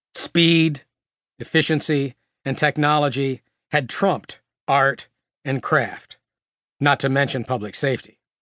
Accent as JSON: {"language": "English", "town": "Gloversville", "region": "New York", "country": "United States", "moved": "yes", "said": "I'm from Gloversville, just a few miles north in the foothills of the Adirondacks"}